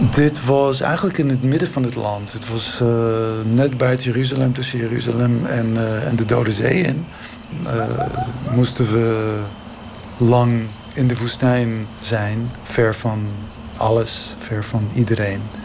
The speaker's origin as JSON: {"language": "Dutch", "country": "Israel", "moved": "yes", "said": "ik kom uit Israël."}